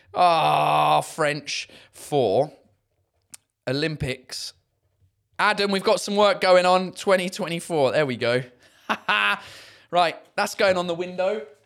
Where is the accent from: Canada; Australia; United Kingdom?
United Kingdom; accent: southern; first language English; now in Paris, France; I have the added value of being British.